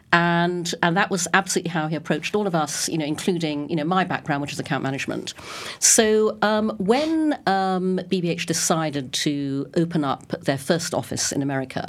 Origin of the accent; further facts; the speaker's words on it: Brunei; also born or lived in United Kingdom / Singapore; now in United States; And I was born in the UK, but when I was six, my parents moved to Brunei in Borneo. So I grew up in Brunei. I came back to the UK for school and university, worked there for a number of years, worked in Singapore.